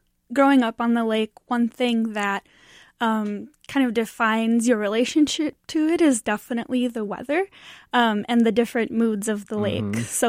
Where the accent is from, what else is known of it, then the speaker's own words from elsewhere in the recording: United States; growing up in Lake Superior